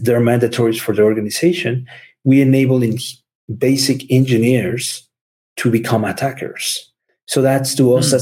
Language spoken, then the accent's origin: English; Mexico; English is a second language; moved away as an adult; also born or lived in Seattle, United States; now in United States; being from Mexico and growing up in Mexico and then moving into the US